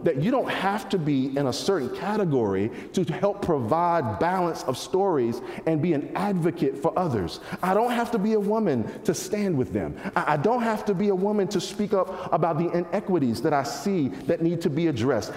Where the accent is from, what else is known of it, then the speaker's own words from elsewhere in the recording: North Carolina, United States; moved away; I grew up in North Carolina